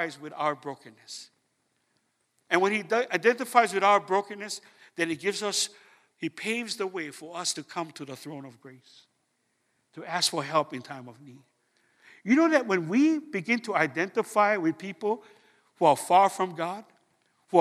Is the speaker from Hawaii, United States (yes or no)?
yes; Hawaii, United States; I'm from Hawaii